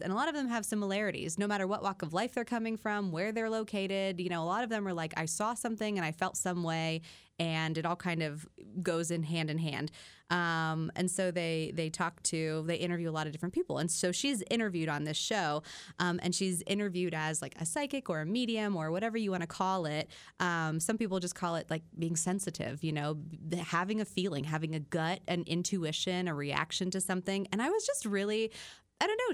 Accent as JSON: {"language": "English", "region": "Midwest", "country": "United States", "said": "I'm that Midwesterner"}